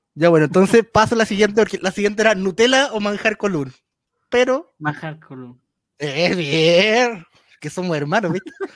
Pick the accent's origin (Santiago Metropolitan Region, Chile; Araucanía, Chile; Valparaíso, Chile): Valparaíso, Chile; yo soy de Valparaíso